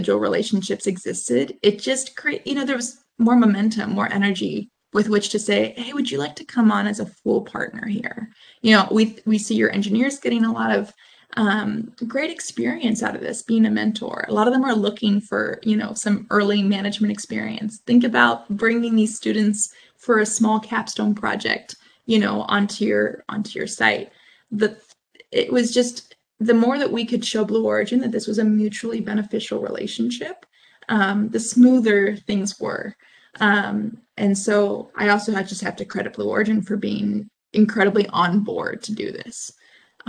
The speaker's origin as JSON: {"language": "English", "town": "Houston", "region": "Texas", "country": "United States", "also_born_or_lived": "Van Horn, Texas", "moved": "yes", "said": "So I'm actually from Houston originally. I'm not from Van Horn."}